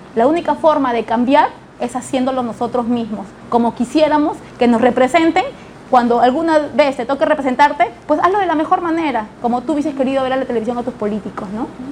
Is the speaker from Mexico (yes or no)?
no; Lima, Peru; also born or lived in La Victoria, Lima / Santiago de Surco, Lima; yo nací en La Victoria, pero me crié entre Villa María del Triunfo